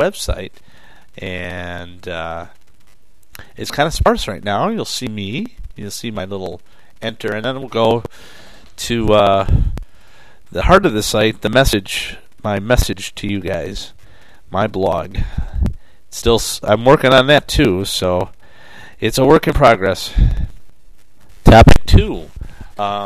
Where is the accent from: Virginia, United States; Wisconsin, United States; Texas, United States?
Wisconsin, United States; my home state of Wisconsin